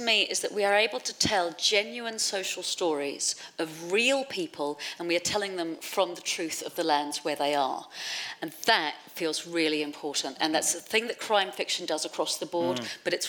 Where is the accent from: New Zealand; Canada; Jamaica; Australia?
New Zealand; now in London, United Kingdom; So I was born in London. We moved to New Zealand when I was 5, and I've lived back here in London for 33 years.